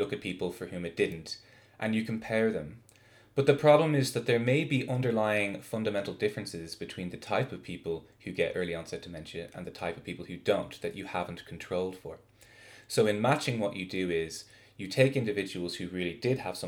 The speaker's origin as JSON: {"language": "English", "country": "Ireland", "also_born_or_lived": "Notre Dame, Indiana / Rhode Island", "moved": "as an adult", "lives_now": "Salt Lake City, United States", "said": "I'm an Irish biophysicist"}